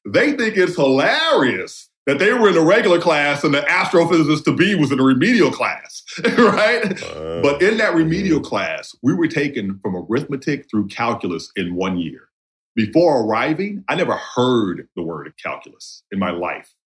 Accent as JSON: {"language": "English", "town": "Heidelberg", "region": "Mississippi", "country": "United States", "tie": "born or raised there", "said": "I grew up in Heidelberg High School in Jasper County, Mississippi, all black."}